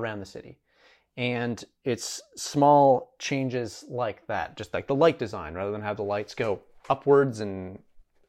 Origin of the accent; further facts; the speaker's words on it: Alberta, Canada; now in Montreal, Canada; I grew up in Alberta, and so we get forest fires quite common from British Columbia